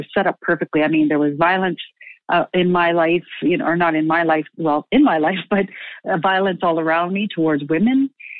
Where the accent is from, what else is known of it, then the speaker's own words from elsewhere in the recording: Manitoba, Canada; also born or lived in Saskatchewan; I'm from Treaty One territory in the homeland of the Métis in Saskatchewan and Manitoba, Canada.